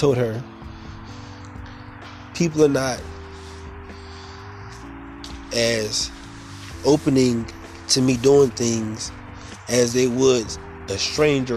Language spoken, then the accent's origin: English; Fayetteville, North Carolina, United States; I'm a community activist in my hometown, which is Fayetteville, North Carolina.